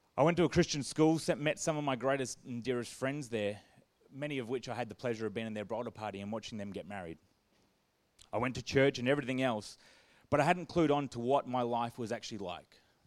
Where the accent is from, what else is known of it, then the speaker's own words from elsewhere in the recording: Perth, Western Australia, Australia; I grew up in Perth with lots of cousins and friends